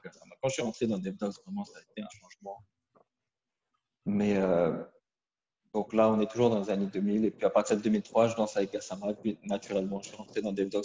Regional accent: Créteil, Île-de-France, France; on vient de Créteil

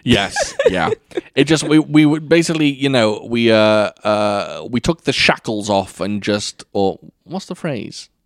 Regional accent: United Kingdom; I can't say you all. I'm British.

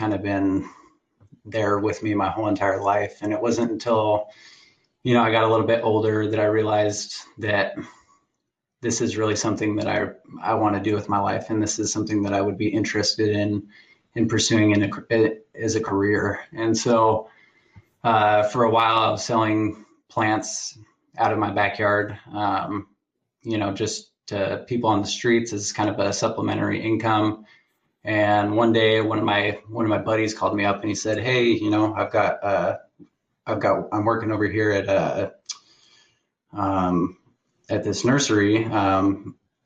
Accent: Oregon, United States; I grew up here in Oregon. I've lived here my whole life

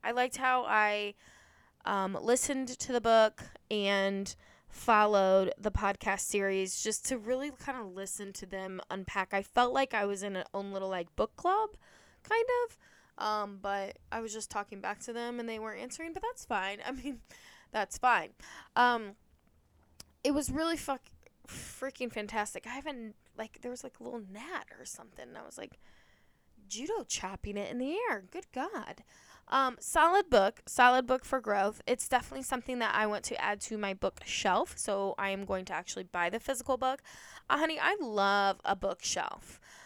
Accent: Ohio, United States; now in Indiana, United States; I grew up in Ohio, but I grew up near the Indiana state line, hence why I live in Indiana

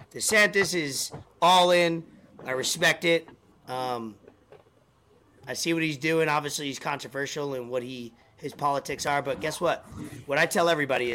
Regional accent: New York, United States; moved away; I'm from New York

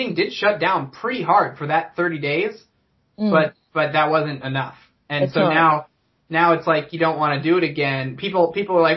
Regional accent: Washington, United States; moved away; my home state of Washington

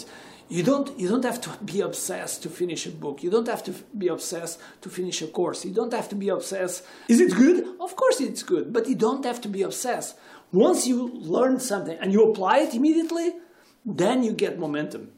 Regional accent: Portugal; I'm from Portugal and I consider myself as a world citizen.

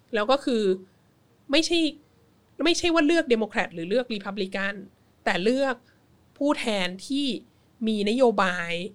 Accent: Thailand; born or raised there; moved away

